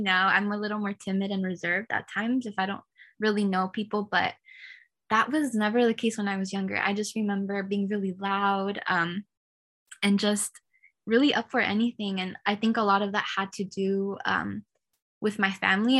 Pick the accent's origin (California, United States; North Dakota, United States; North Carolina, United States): California, United States; I was born and raised in California